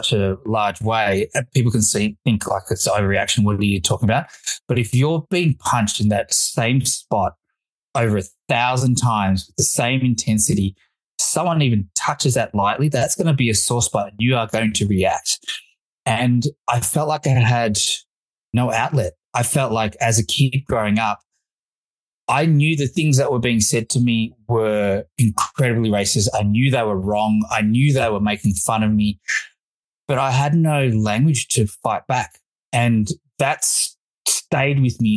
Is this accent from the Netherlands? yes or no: no; Australia; also born or lived in Fiji; I was born in Fiji, of Indian heritage, migrated to Australia in 1982